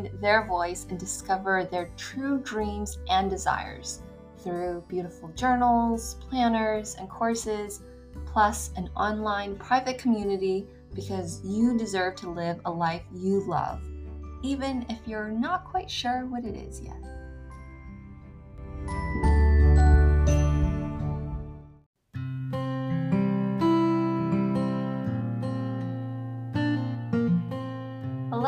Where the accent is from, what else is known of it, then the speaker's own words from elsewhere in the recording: China; I'm from China